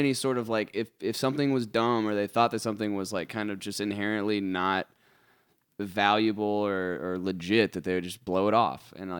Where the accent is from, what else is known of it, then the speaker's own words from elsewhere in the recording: United States; Being American